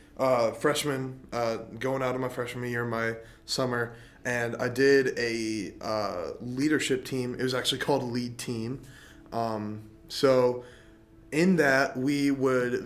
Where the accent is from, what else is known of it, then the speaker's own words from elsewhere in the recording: Middlebury, Indiana, United States; born and raised in Middlebury, Indiana